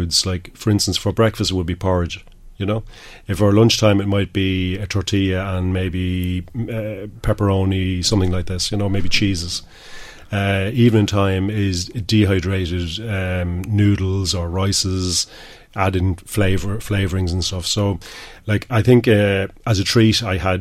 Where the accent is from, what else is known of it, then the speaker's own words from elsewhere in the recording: Ireland; I'm Irish